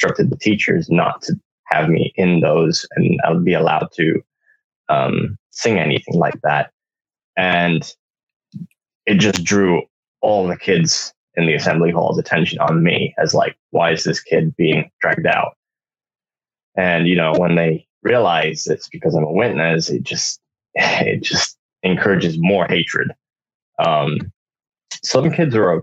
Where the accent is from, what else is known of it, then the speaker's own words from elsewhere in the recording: United Kingdom; moved away as an adult; also born or lived in Honduras; now in United States; had to move to back to the UK because my dad's British. And then I spent pretty much the majority of my life there